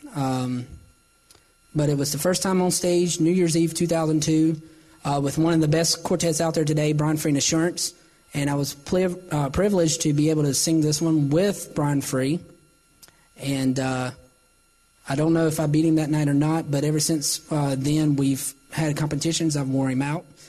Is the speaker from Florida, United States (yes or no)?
no; Salisbury, North Carolina, United States; born or raised there